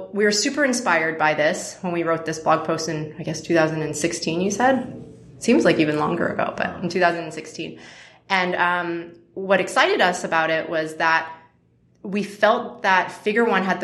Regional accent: Canada; now in United States; as a Canadian now turned American

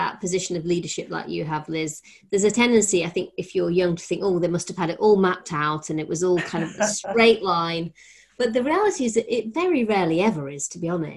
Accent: Rotherham, Yorkshire and the Humber, United Kingdom; when I was growing up in Rotherham

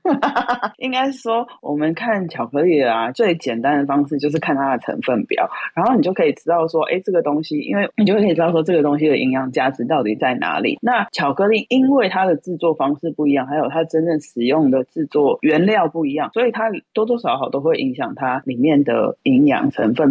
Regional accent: Taiwan; 我们台湾人就是很喜欢饭后也吃一点甜的嘛

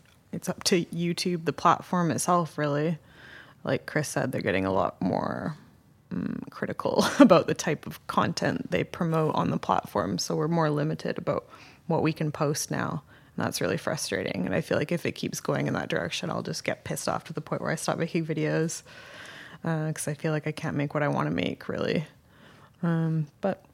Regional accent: Canada; moved away as an adult; also born or lived in Tokyo, Japan; now in Morioka, Japan; going back to my hometown in Canada

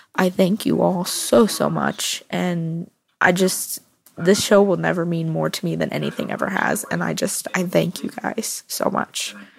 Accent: Orlando, Florida, United States; I'm from Orlando, Florida.

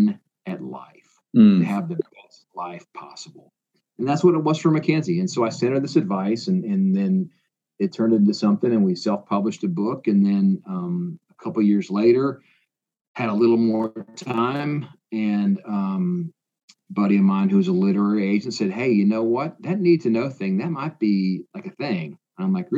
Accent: Iowa, United States; moved away as an adult; also born or lived in Indiana; now in Tennessee, United States; I grew up in Iowa

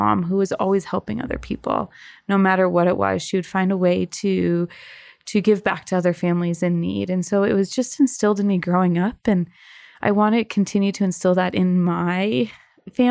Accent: Michigan, United States; moved away as an adult; now in Colorado, United States; I am originally from Michigan and but call Colorado home now. I have been out here about 10 years

